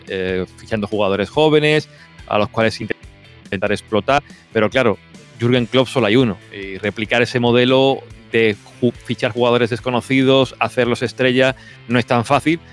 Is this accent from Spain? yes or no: yes; Spain; moved away as an adult; now in Germany; yo estando aquí en Alemania y siendo español